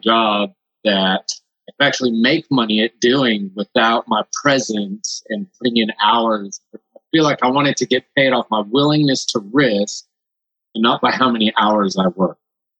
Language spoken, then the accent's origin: English; Costa Rica; moved away; So I'm from Costa Rica originally. So that's why I speak Spanish.